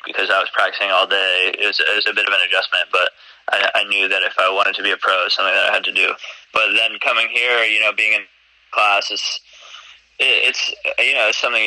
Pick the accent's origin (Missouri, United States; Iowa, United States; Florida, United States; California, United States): Florida, United States; Coral Springs; moved away as an adult; also born or lived in New York; now in Fort Worth, United States; I'm from Florida. I grew up in Florida, trained in Florida.